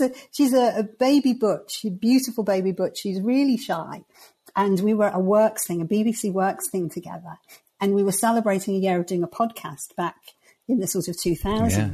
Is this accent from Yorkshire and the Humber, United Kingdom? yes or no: no; the Wirral, North West England, United Kingdom; I come from the northwest. I come from the Wirral, which is near Liverpool.